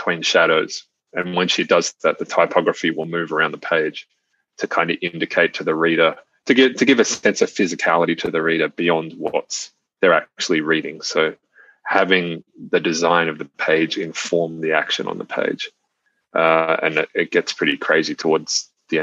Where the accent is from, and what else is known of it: Australia